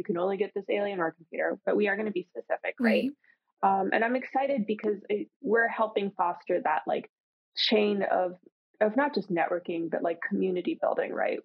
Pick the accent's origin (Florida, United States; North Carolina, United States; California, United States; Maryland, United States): Florida, United States; I'm from Florida